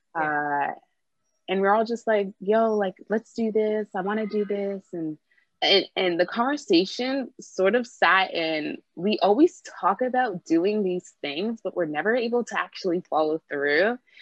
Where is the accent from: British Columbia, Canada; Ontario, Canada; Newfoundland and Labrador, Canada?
Ontario, Canada; Brampton; moved away as an adult; now in Toronto, Canada; I grew up in Brampton and I now live in Toronto.